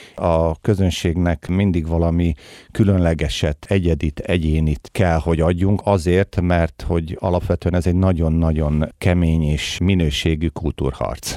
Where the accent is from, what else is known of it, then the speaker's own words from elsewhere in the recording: Hungary; mi, mint magyarok